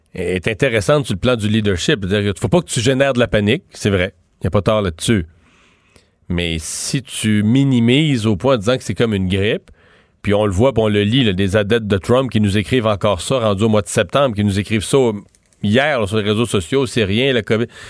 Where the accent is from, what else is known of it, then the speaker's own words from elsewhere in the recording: Eastern Quebec, Canada; chez nous, dans, dans mon coin de pays, dans l'Est du Québec